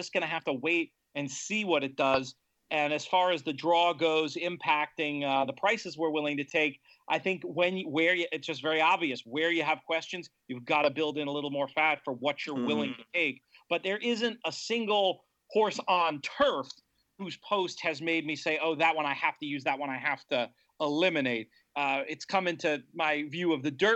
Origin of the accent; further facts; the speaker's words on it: United States; as an American